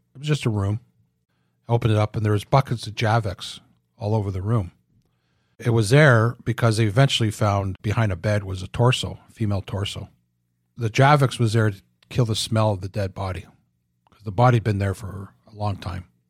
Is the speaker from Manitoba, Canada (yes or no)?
no; Oshawa, Ontario, Canada; moved away as an adult; I was from Oshawa, never saw any